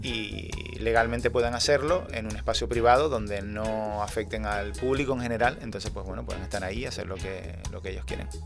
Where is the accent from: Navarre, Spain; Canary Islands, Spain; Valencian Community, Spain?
Canary Islands, Spain; Nosotros estamos a 100 kilómetros de África y a unos 3.000 de Europa